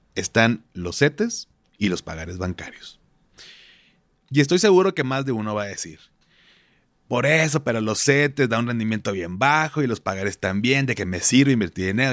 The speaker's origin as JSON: {"language": "Spanish", "town": "Monterrey", "region": "Nuevo León", "country": "Mexico", "said": "como buen regio"}